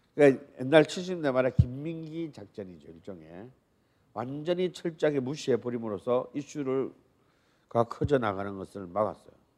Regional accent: Busan, South Korea; moved away; 그래도 제 고향이 부산 아니겠어요?

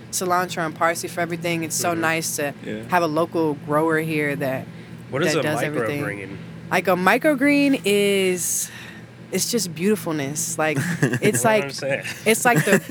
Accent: Houston, Texas, United States; moved away; I'm from Houston.

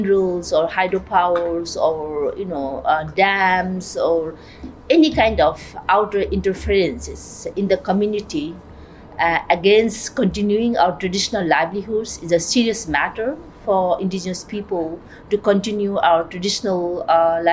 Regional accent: Nepal; I'm from Nepal

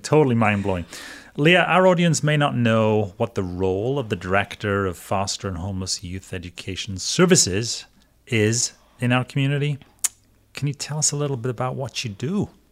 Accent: Wales, United Kingdom; moved away as an adult; now in United States; I'm a Welshman

